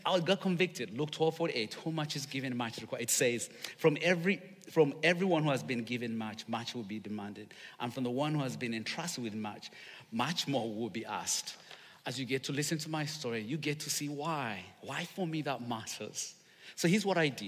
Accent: Uganda; English is a second language; now in Charlotte, United States; I'm from Uganda

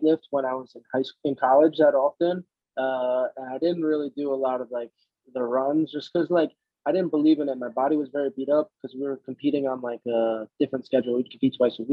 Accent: Jersey Shore, New Jersey, United States; now in Miami, United States; I'm from New Jersey. I grew up in the Jersey Shore.

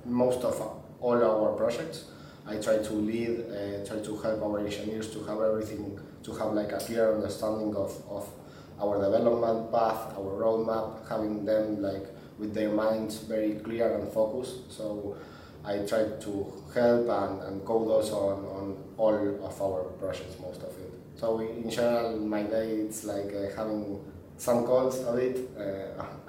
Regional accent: Argentina; I was born in Argentina

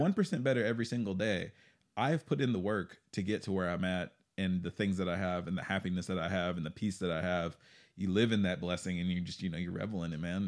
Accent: Texas, United States; moved away; I'm from Texas originally

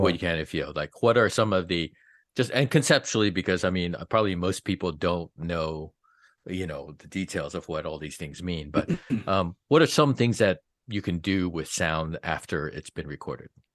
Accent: East Coast, United States; now in Los Angeles, United States; I grew up on the East Coast

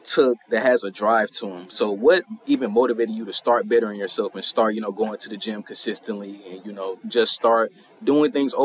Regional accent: St. Louis, Missouri, United States; We both from St. Sir. Louis. You know what I'm saying? What part of St. Louis you from? I'm from Bay, man. Yes, sir. Hey, I'm from the South Side.

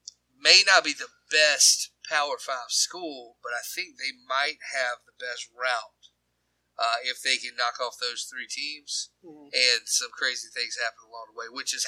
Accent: United States; accent: Carolina; moved away; also born or lived in Louisiana; my Carolina accent

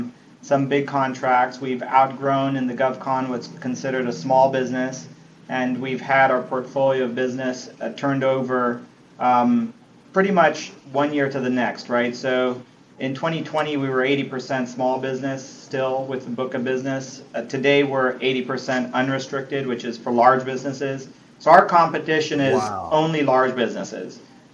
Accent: Argentina; moved away as an adult; also born or lived in Italy; now in United States; I was born in Italy, grew up largely in Argentina, so I came to the States somewhat like an immigrant. I was 18 years old when I landed in Miami

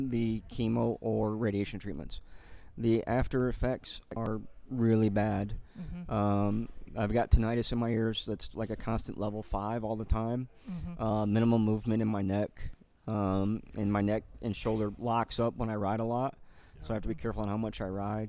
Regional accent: Austin, Texas, United States; I'm from Austin

